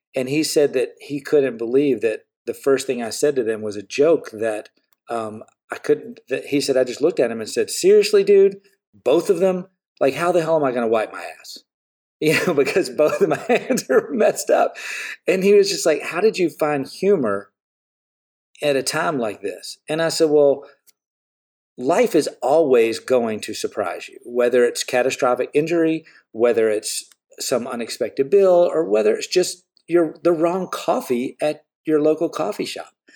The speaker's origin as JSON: {"language": "English", "region": "the South", "country": "United States", "tie": "born or raised there", "said": "I grew up in the South"}